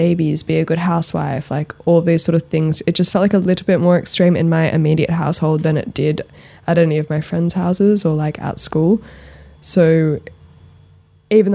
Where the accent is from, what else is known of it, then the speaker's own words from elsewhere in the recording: Sydney, New South Wales, Australia; also born or lived in London; I grew up in Australia